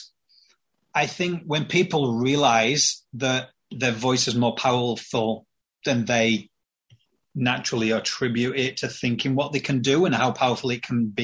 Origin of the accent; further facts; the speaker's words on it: Yorkshire and the Humber, United Kingdom; I'm from Yorkshire.